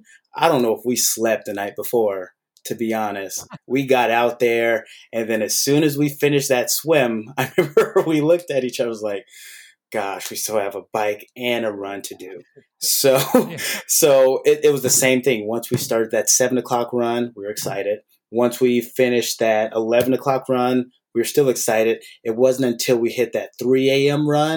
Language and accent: English; Oakland, California, United States; I grew up in the Oakland Bay Area area.